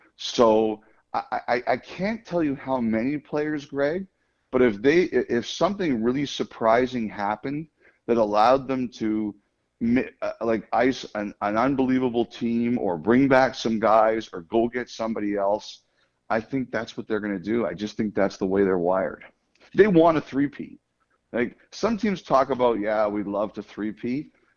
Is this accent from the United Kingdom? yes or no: no; Toronto, Ontario, Canada; I grew up in Toronto